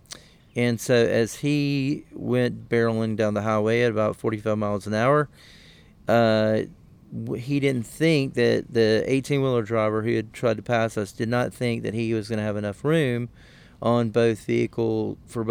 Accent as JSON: {"language": "English", "region": "Southwest Georgia", "country": "United States", "tie": "born or raised there", "said": "the small town in South Georgia where I'm from"}